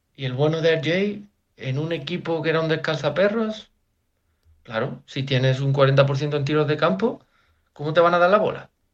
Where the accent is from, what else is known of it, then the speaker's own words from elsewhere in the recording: Jaén, Andalusia, Spain; soy de Jaén